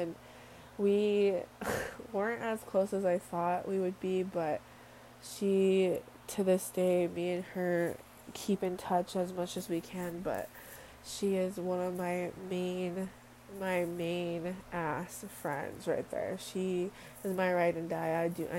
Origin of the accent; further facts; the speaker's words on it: Samoa; born there; I was born in Western Samoa. I am 100% Samoan from my DNA.